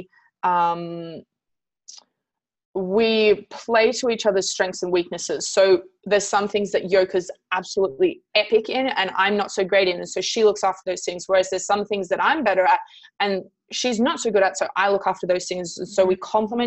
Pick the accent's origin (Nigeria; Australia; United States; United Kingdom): Australia; Canberra, Australian Capital Territory; I'm from Canberra